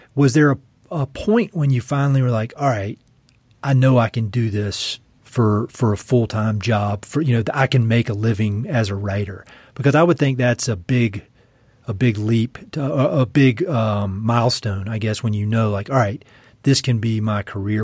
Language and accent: English; North Carolina, United States; moved away; I'm from North Carolina, you know, Tobacco Central